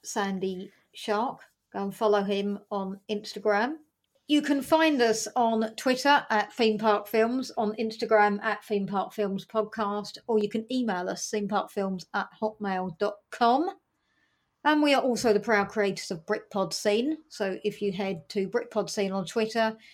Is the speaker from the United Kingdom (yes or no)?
yes; United Kingdom; I'm British